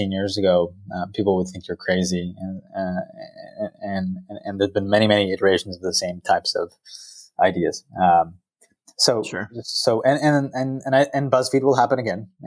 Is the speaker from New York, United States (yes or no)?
no; Silicon Valley, California, United States; I grew up here in the Valley